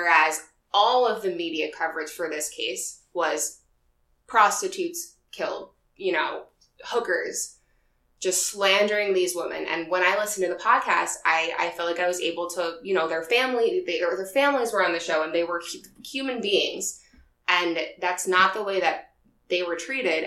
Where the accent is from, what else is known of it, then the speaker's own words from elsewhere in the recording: Long Island, New York, United States; I am from Long Island